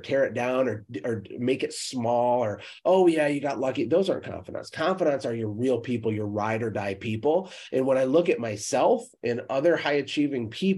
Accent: Michigan, United States; I'm from Michigan

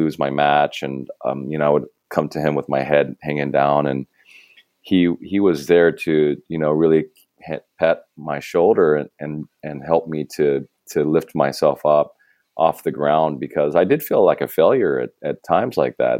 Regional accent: Arkansas, United States; as a child, growing up in Arkansas

